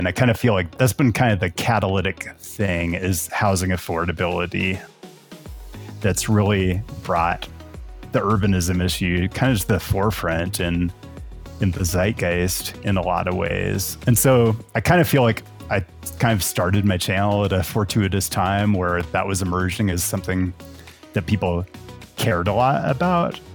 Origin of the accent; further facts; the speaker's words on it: Seattle, Washington, United States; moved away as an adult; also born or lived in Portland, Oregon; now in Las Vegas, United States; I'm originally from Seattle, and that's where my whole family is.